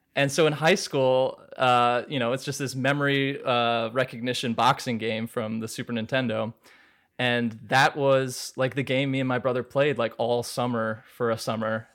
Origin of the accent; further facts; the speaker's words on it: Maryland, United States; moved away as an adult; also born or lived in New York; I grew up in Maryland, but I went to Fordham, which is a college in New York in the Bronx